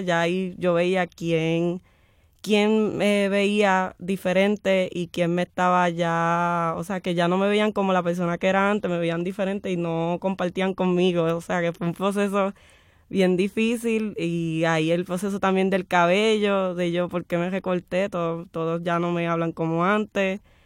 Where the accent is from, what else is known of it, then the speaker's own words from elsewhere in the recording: Guayama, Puerto Rico; moved away; cuando yo regrese a Guayama